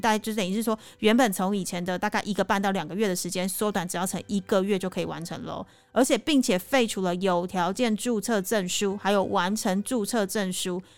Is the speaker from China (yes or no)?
no; Taiwan; now in Cambodia; 我是台湾人